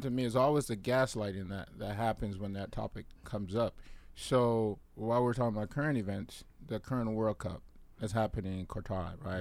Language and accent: English; Liberia; moved away; my home country, birth country, Liberia